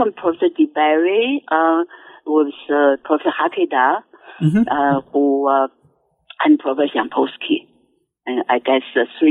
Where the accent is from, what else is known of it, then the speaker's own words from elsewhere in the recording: Taiwan; moved away as an adult; also born or lived in China; now in United States; I was born in China, in mainland China, and my parents left China, went to Taiwan in 1949. You know, so I attended elementary school, middle school, and college in Taiwan. I majored in English literature, actually. And I came to America.